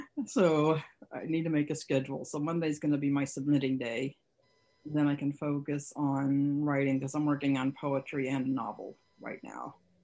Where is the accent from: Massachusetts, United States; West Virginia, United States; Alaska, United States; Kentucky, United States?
Massachusetts, United States; also born or lived in New York City; now in Raleigh, United States; Originally, I grew up in Massachusetts, lived many years in New York City, and now I'm glad to be here.